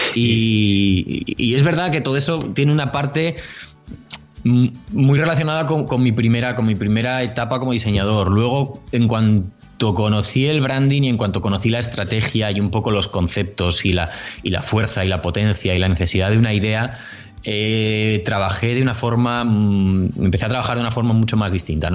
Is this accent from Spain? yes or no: yes; Bilbao, Basque Country, Spain; also born or lived in Madrid; now in Córdoba, Spain; yo soy de Bilbao, para el que no lo sepa, nacido en Bilbao. Pronto me fui a Madrid